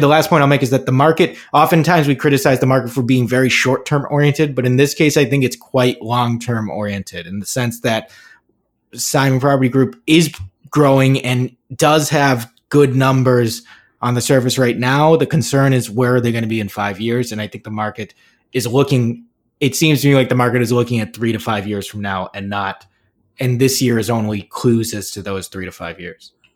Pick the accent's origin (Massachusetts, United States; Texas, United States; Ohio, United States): Massachusetts, United States; Burlington; Burlington Mall, my hometown mall growing up